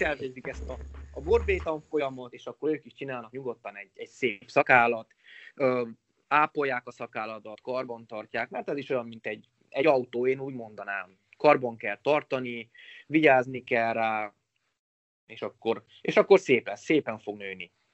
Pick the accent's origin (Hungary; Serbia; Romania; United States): Romania; Sălaj County; also born or lived in Oradea, Romania; én 87-ben születtem Nagyváradon, gyermekkorom nagy részét Szilány megyébe töltöttem nagyszüleimnél